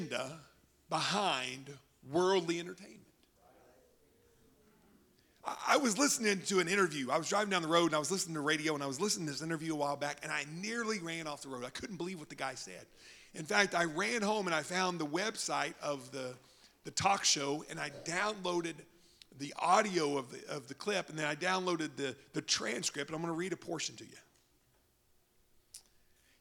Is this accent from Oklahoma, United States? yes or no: yes; Oklahoma, United States; moved away; I'm from Oklahoma